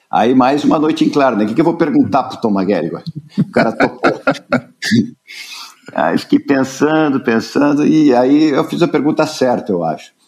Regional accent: Curitiba, Paraná, Brazil; Eu nasci em Curitiba. Meu pai era publicitário, tinha uma agência de propaganda em Curitiba

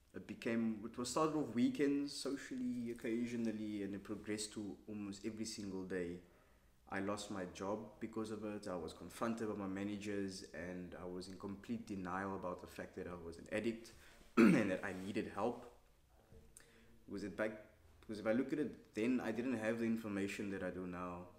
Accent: Cape Town, Western Cape, South Africa; I grew up in Cape Town

